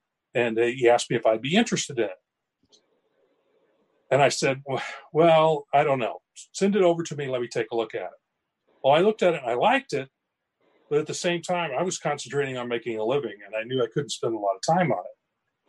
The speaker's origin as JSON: {"language": "English", "region": "Southwest Missouri", "country": "United States", "tie": "born or raised there", "said": "that's where I live. I'm a Missouri born and bred. All right. I grew up in Southwest Missouri. You could call me a hillbilly"}